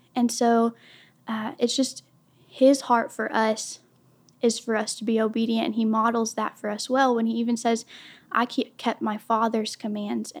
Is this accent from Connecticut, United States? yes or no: no; Durant, Oklahoma, United States; I am from Durant, Oklahoma. I've been here since I was about eleven years old.